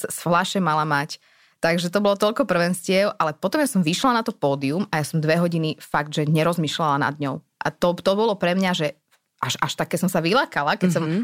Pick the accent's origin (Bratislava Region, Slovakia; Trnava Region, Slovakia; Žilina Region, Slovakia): Bratislava Region, Slovakia; Bratislava; som z Bratislavy